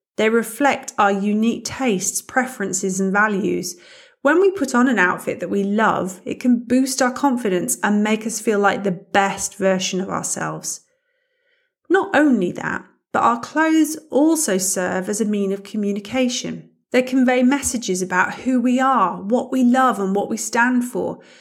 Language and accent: English; United Kingdom; moved away as an adult; now in Germany; As you can probably hear, I'm British, but I've been living in Germany for the past eighteen years